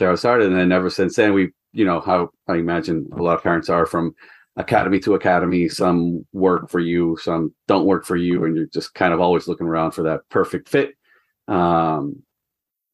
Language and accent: English; Ecuador; moved away as an adult; also born or lived in New Hampshire, United States; now in United States; I'm from Ecuador originally. And then I went to college in the U.S. for soccer